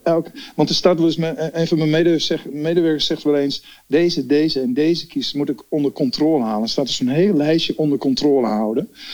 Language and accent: Dutch; Amsterdam, North Holland, Netherlands; ik ben echt een Amsterdammer.